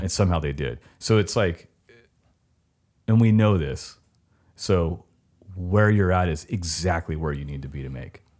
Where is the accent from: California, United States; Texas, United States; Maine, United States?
California, United States; Southern; I come from South, Southern California